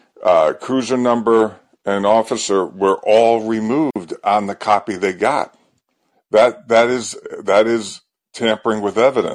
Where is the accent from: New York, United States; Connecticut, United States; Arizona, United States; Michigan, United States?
Connecticut, United States; I grew up in Connecticut